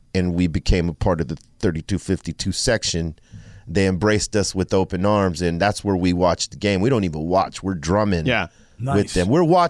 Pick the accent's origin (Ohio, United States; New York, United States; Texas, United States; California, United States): California, United States; Los Angeles; first language English; It's challenging because, I mean, it's English is my first language. I was born here. My mother was born in Cuba and my father in Mexico, but I was born here.